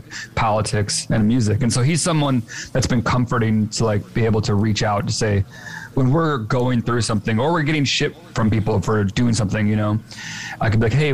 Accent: Chicago, Illinois, United States; we're both from Chicago

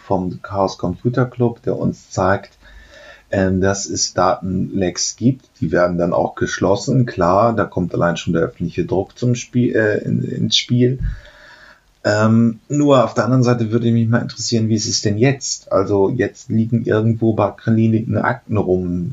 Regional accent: Germany; sind wir halt Deutsche

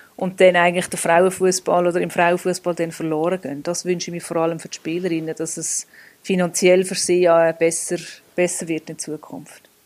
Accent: Switzerland; wir in der Schweiz

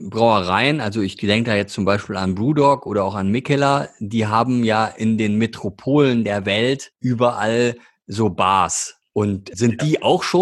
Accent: Duisburg, North Rhine-Westphalia, Germany; Also zu der Zeit, wo ich angefangen habe, Bier zu trinken, war bei uns in Duisburg waren zwei Marken absolut bestimmt, eben König Pilsener und Diebels Alt.

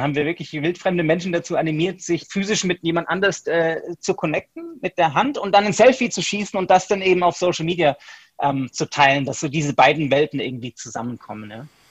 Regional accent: Stuttgart, Baden-Württemberg, Germany; also born or lived in United States; ich bin Deutscher, ich komme aus Stuttgart

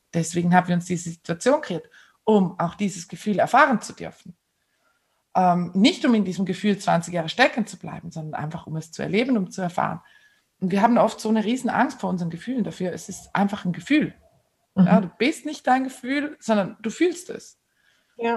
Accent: Switzerland; bei uns in der Schweiz

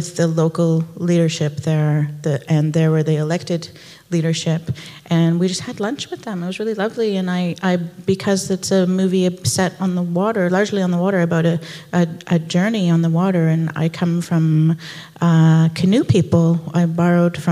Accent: Bella Bella, British Columbia, Canada; Bella Bella, which is where I was born and where my mother's people live

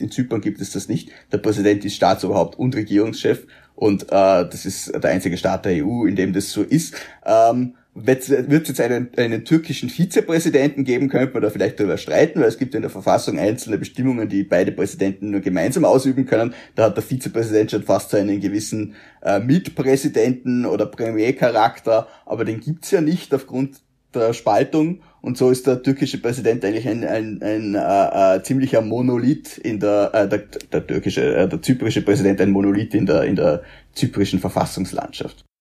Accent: Feldkirch, Vorarlberg, Austria; zumindestens was Feldkirch betrifft, wo ich herkomme, weil in Bregenz bin ich dann wieder Feldkircher

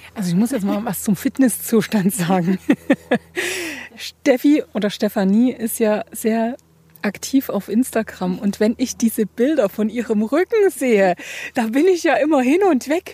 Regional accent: Ore Mountains, Saxony, Germany; ich bin eine Sächsin im Großen betrachtet und eine Erzgebirgerin im Kleinen

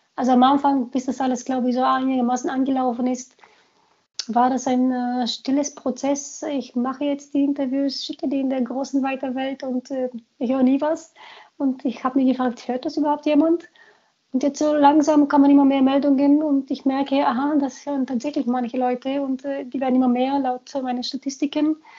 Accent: Sofia, Sofia City, Bulgaria; German is a second language; also born or lived in Munich, Germany; now in Germany; Ich bin ein Großstadtkind. Ich bin in Sofia groß geworden

